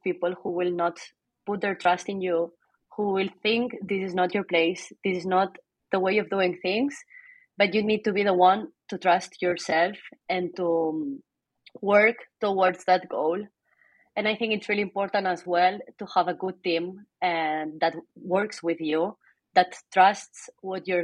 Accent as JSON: {"language": "English", "town": "Barcelona", "region": "Catalonia", "country": "Spain", "tie": "born or raised there", "also_born_or_lived": "Chicago", "second_language": "English", "moved": "yes", "said": "I'm from Barcelona."}